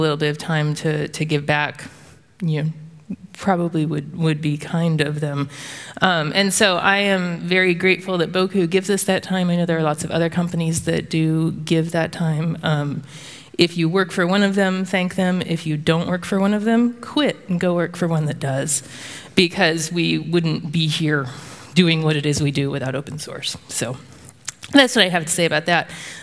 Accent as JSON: {"language": "English", "region": "the South", "country": "United States", "said": "I'm from the South, in the United States"}